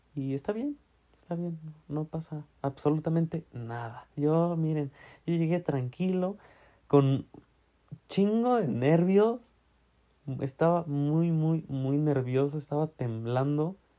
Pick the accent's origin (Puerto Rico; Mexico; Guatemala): Mexico; Tlaxiaco, Oaxaca; now in Puebla, Mexico; de donde soy, de Tlagiaco